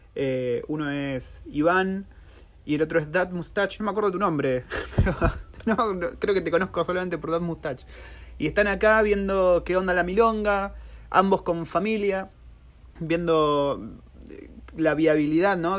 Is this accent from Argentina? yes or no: yes; Argentina; moved away as an adult; now in New Zealand; cómo somos los argentinos